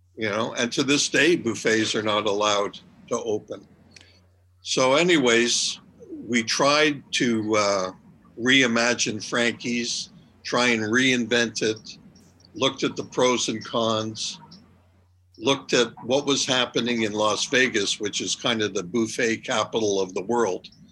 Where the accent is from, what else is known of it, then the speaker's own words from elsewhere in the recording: Montreal, Quebec, Canada; moved away as an adult; also born or lived in New York / Toronto; I'm originally from Montreal